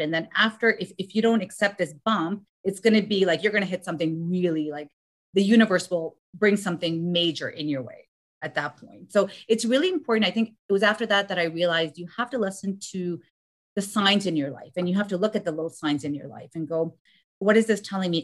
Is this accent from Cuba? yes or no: no; Afghanistan; moved away; I'm from Afghanistan